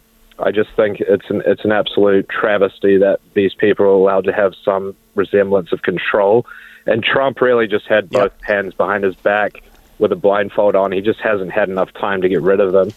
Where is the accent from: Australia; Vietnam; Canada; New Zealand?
New Zealand; moved away as an adult; now in Nashville, United States; I'm from New Zealand. I moved to the U.S. about a couple of years ago, and I live in Nashville now.